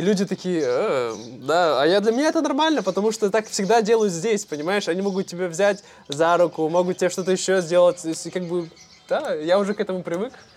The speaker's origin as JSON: {"language": "Russian", "town": "Irkutsk", "region": "Irkutsk Oblast", "country": "Russia", "said": "Мультифорка мы называем в России, в Иркутске"}